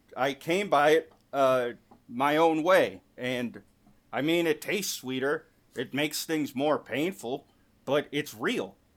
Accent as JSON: {"language": "English", "region": "Michigan", "country": "United States", "tie": "born or raised there", "said": "my home state of Michigan"}